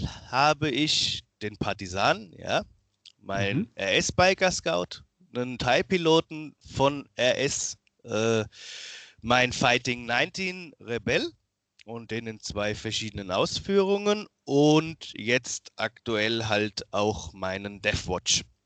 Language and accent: German; Miltenberg, Bavaria, Germany; ich bin 31 jetzt mittlerweile, komme aus Miltenberg, ist in der Nähe von Aschaffenburg